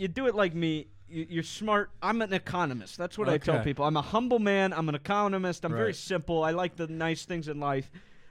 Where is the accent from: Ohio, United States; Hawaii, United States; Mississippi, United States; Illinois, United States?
Ohio, United States; Columbus; I'm a kid from Columbus, Ohio. I shouldn't sound like this, but it's my grandma and grandpa and who grew up on the farm in Columbus.